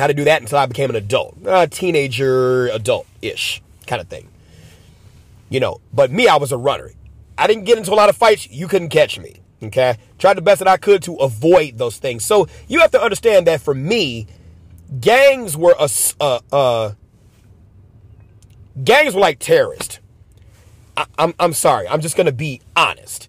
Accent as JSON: {"language": "English", "town": "Chicago", "region": "Illinois", "country": "United States", "tie": "born or raised there", "said": "Born and raised in Chicago, lived in multiple gang territories"}